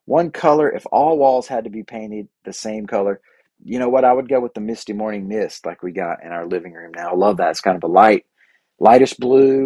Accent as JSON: {"language": "English", "region": "Bible Belt South", "country": "United States", "tie": "born or raised there", "said": "I grew up here in the Bible Belt South"}